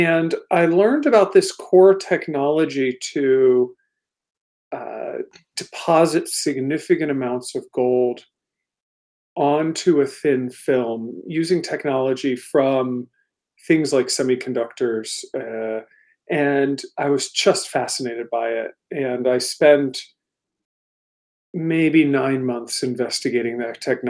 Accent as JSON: {"language": "English", "area": "Washington, D.C. area", "region": "Maryland", "country": "United States", "tie": "born or raised there", "also_born_or_lived": "London, United Kingdom", "moved": "as an adult", "lives_now": "Portland, United States", "said": "I grew up in the Washington, D.C. area, actually in Maryland"}